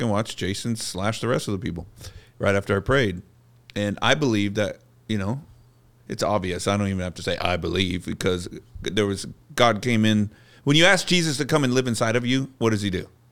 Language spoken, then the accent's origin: English; Bakersfield, California, United States; moved away as an adult; also born or lived in Los Angeles, California; I'm this kid from Bakersfield, California